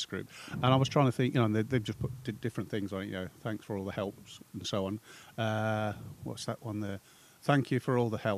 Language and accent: English; Winslow, United Kingdom; I was brought up in Winslow